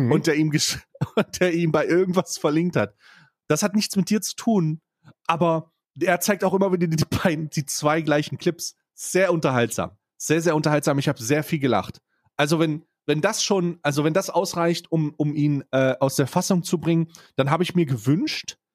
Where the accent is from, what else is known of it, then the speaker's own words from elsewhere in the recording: Saxony, Germany; born there; obwohl ich als gebürtiger Ostdeutscher ja. äh, dafür prä prävestiniert bin, sogar gebürtiger Sachse.